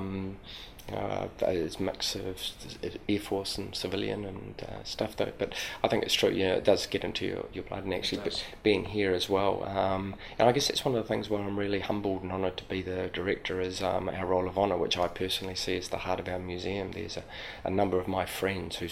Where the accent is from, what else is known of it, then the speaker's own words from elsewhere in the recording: Christchurch, Canterbury, New Zealand; being born and bred in Christchurch